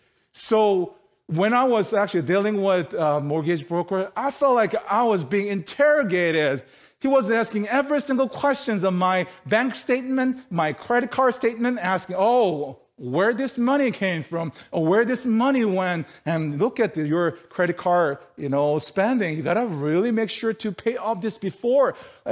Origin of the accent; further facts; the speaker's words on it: South Korea; moved away; You know, how we came from South Korea 12 years ago and how we were able to study and then, you know, live our life here.